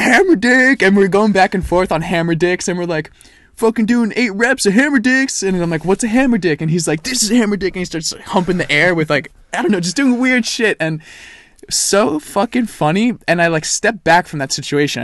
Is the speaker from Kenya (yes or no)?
no; France; now in United States; I am from France. My whole family lives there.